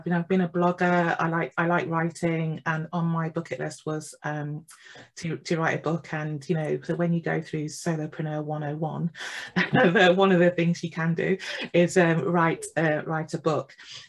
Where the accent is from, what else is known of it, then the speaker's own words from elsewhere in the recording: England, United Kingdom; I'm from the Midlands in the UK